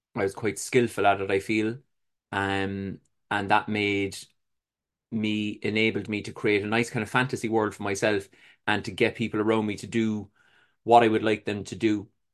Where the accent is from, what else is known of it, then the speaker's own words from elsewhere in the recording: Cork, Munster, Ireland; I was born in Cork City in Ireland. It was a humble, uh, upbringing, I would say